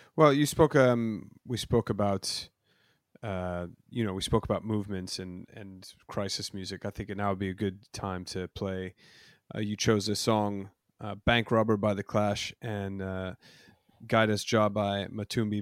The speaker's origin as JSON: {"language": "English", "country": "United States", "moved": "as an adult", "lives_now": "United Kingdom", "said": "I've been a resident in the U K for the last ten years, but I'm, I'm an American"}